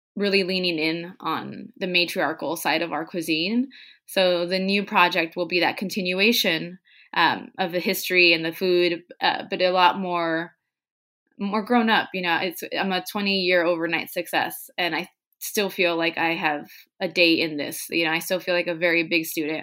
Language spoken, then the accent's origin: English; Tijuana, Baja California, Mexico; English is a second language; now in San Diego, United States; When we were growing up in Tijuana, we were learning English the same time my parents, my mom was.